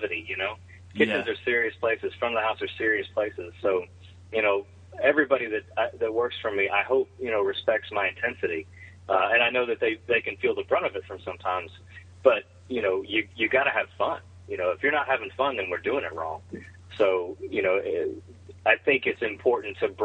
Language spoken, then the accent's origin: English; South Louisiana, United States; also born or lived in Texas; I was born and raised in raised in South Louisiana. I was born in Texas.